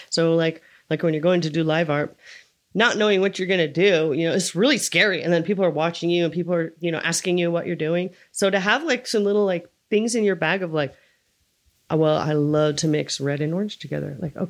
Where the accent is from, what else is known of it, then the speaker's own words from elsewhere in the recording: California, United States; now in Lake Tahoe, United States; I came from the Bay Area. I had a huge friend circle. I came to Tahoe and it's really hard to meet people here.